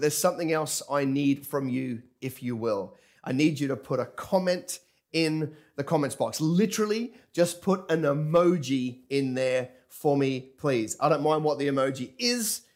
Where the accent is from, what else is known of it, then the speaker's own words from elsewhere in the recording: England, United Kingdom; now in Kingscliff, Australia; I grew up in England